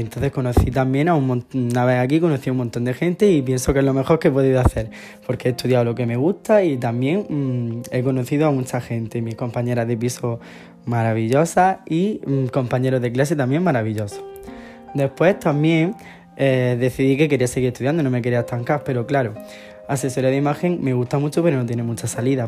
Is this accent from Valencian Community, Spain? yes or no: no; Águilas, Region of Murcia, Spain; also born or lived in Lorca / Jaén; Yo nací en Lorca, en un pueblo de Murcia, y me he criado en un pueblo de al lado, de la costa, en Murcia también. Se llama Águila